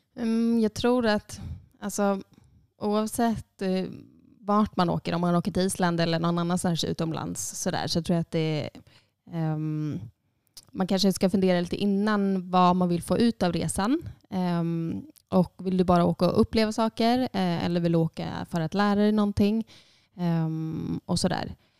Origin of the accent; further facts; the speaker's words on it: Sundsvall, Västernorrland County, Sweden; moved away as an adult; also born or lived in Iceland; now in Borgarnes, Iceland; jag är född och uppvuxen i Sundsvall